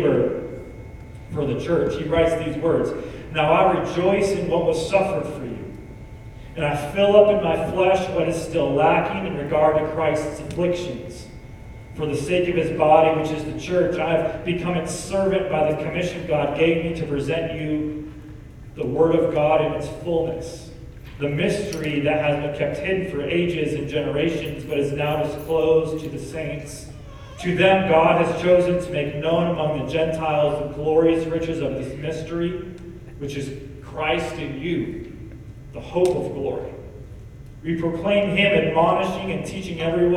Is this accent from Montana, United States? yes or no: yes; Missoula, Montana, United States; I grew up in Missoula, Montana